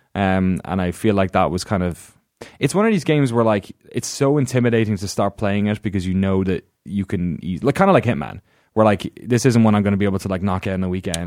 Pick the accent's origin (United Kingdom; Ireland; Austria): Ireland; moved away; growing up in Ireland